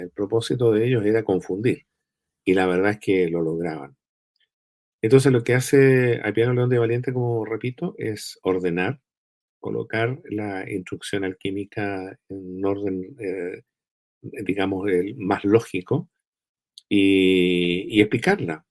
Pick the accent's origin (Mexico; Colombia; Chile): Chile; soy un chileno que nació en esta tierra hace ya 68 años atrás